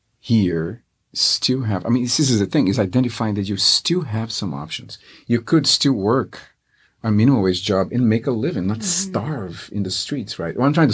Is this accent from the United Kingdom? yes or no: no; Brazil; now in Seattle, United States; I grew up in Brazil, of course